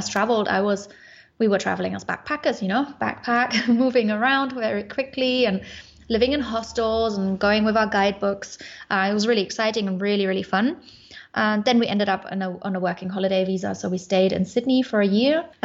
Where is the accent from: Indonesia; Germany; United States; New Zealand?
Germany; Munich, Bavaria; moved away as an adult; also born or lived in Sofia, Bulgaria; I am originally from Munich in Germany, but I'm currently in Bulgaria in Sofia